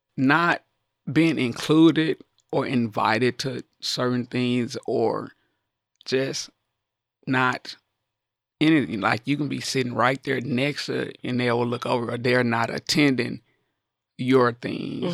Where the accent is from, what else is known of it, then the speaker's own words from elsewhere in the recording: the South, United States; growing up in the South, I played with a lot of my male cousins outside